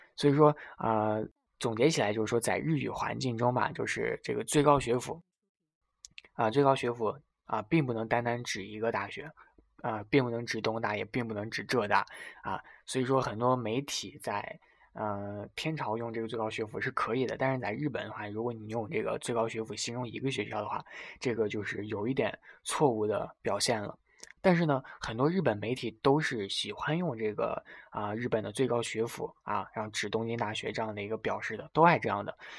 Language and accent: Chinese; China; first language Chinese; 因为咱们是天朝人嘛，所以这个母语是汉语